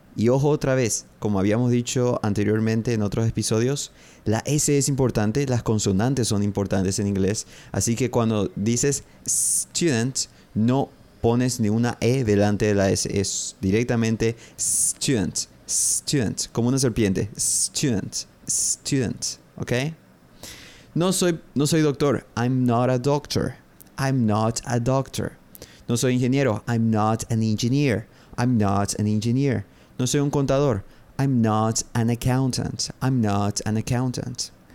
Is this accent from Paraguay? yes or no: yes; Paraguay; Soy de Paraguay. I'm from Paraguay.